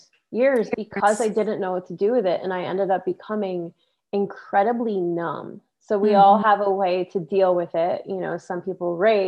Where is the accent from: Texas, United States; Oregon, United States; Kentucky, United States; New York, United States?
New York, United States; now in California, United States; I'm from New York, so I remember real winters